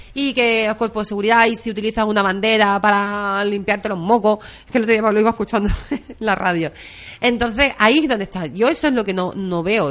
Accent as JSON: {"language": "Spanish", "town": "Barcelona", "region": "Catalonia", "country": "Spain", "tie": "born or raised there", "moved": "yes", "said": "Soy catalana, o sea, yo he nacido en Barcelona"}